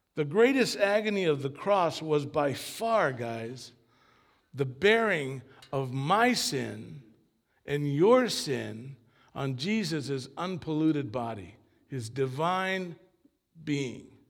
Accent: Long Beach, California, United States; also born or lived in Argentina; I grew up after we came here from Argentina, my family, I grew up in what is considered, I guess, a mega church in Long Beach

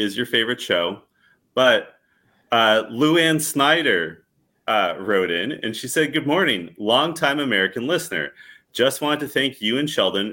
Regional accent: Canada; I'm Canadian

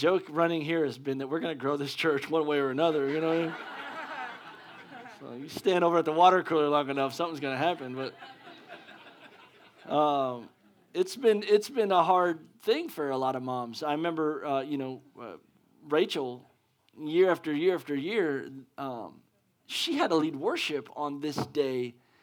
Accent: Pennsylvania, United States; moved away; I'm from Pennsylvania, and that's where my mom's

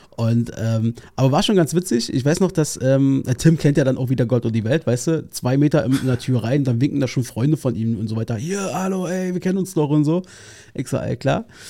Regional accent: Berlin, Germany; Ich bin Berliner

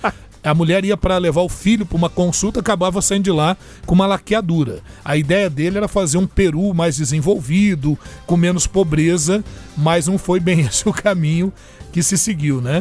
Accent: Brazil; como brasileiro

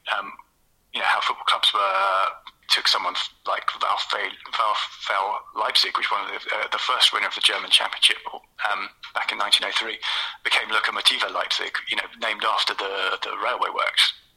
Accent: London, United Kingdom; also born or lived in Kent; I grew up between in South London and then kind of in Kent

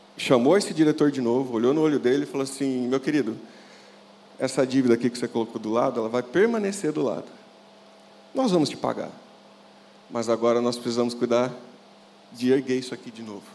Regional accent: Mogi Guaçu, São Paulo, Brazil; also born or lived in Andradas, Minas Gerais; E crescemos ali em Mogi Guaçu, que é uma cidade do interior de São Paulo

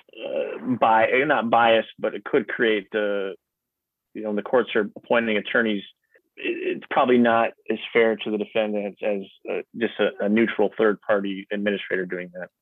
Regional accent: Newberry, Michigan, United States; also born or lived in Lansing, Michigan; I grew up in Newberry, which is the the, the seat of Luce County, uh, and that's where I currently live

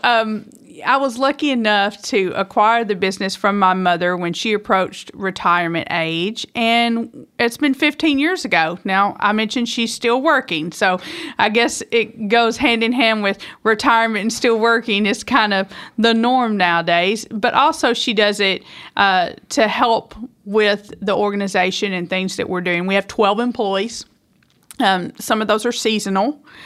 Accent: Woodland Mills, Tennessee, United States; also born or lived in Hickman, Kentucky; I grew up in Woodland Mills, Tende-, Tennessee

